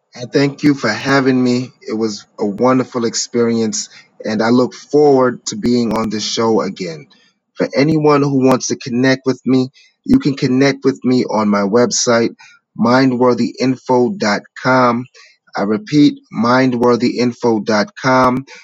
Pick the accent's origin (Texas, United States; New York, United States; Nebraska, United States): New York, United States; New York City; I come from New York City from humble beginnings